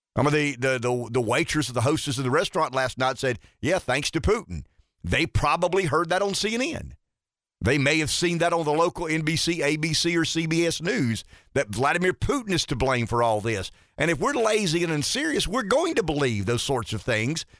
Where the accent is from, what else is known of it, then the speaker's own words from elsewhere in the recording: United States; I'm an American. I'm a proud American